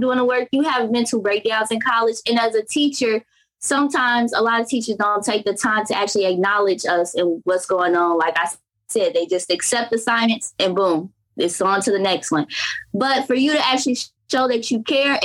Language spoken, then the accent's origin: English; Crete, Illinois, United States; also born or lived in Gary, Indiana; I am from Gary, Indiana, but I was born and raised on the south side of Chicago in a particular city called Crete, Illinois